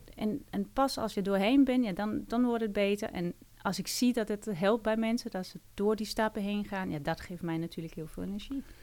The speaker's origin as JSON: {"language": "Dutch", "country": "Denmark", "second_language": "Dutch", "moved": "as an adult", "lives_now": "Netherlands", "said": "Ik kom uit Denemarken"}